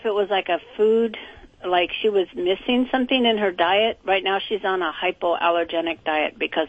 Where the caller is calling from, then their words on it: Bellflower, California, United States; I'm calling from Bellflower, California.